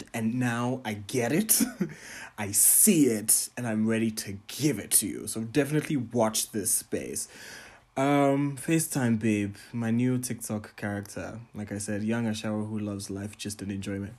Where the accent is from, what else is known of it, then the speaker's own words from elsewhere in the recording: Botswana; I am a Ghanaian, Tanzanian, Pan-African entertainer, curator, and entrepreneur from Botswana